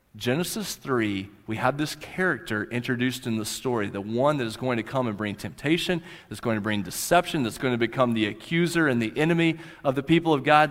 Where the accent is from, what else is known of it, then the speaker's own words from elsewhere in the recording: Central High, Oklahoma, United States; moved away; I grew up in the southwest part of Oklahoma in that little community called Central High.